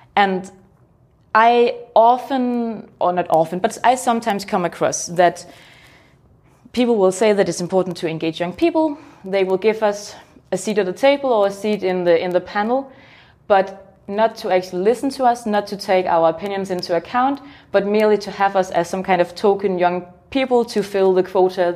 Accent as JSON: {"language": "English", "country": "Denmark", "said": "I'm from Denmark"}